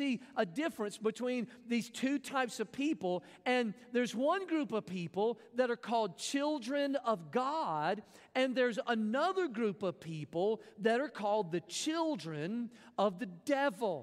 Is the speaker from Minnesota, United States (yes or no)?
no; Mississippi, United States; I grew up in Mississippi